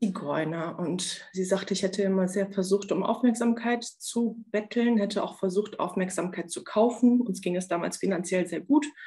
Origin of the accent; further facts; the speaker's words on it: Germany; also born or lived in Romania; Als wir nach Deutschland gekommen sind, in der Grundschule